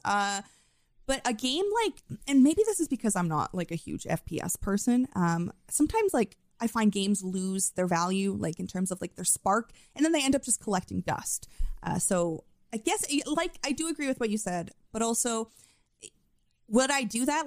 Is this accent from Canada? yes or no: yes; Canada; accent: Canadian; my Canadian accent.